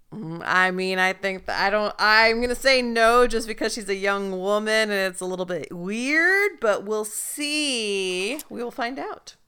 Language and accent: English; Salinas, California, United States; I am from the Salinas, Monterey area